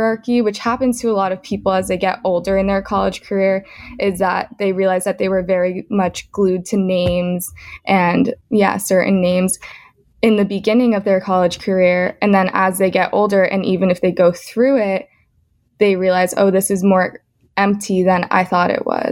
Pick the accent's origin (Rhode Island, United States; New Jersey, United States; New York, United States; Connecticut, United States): New York, United States; Scarsdale; I'm from Scarsdale in Westchester